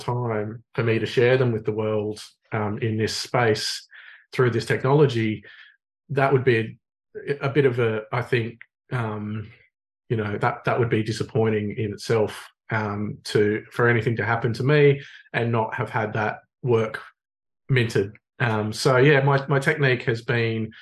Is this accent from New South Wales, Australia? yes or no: yes; Sydney, New South Wales, Australia; moved away as an adult; now in Illawarra, Australia; I grew up in Manly on the Northern Beaches